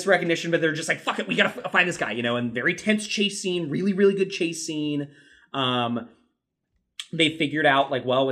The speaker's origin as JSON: {"language": "English", "country": "United States", "said": "as an American"}